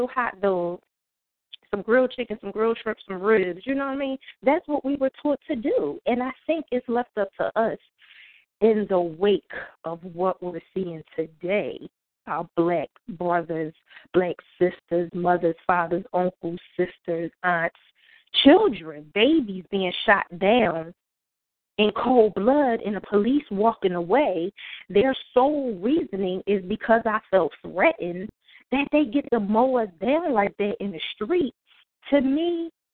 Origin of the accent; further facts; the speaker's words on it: Philadelphia, Pennsylvania, United States; moved away as an adult; now in Raleigh, United States; I was born and raised in North Philadelphia, went to public schools in North Philadelphia